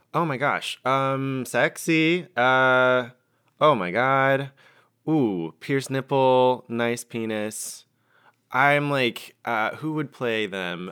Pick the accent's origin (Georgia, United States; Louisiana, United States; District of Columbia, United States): Georgia, United States; I'm from Georgia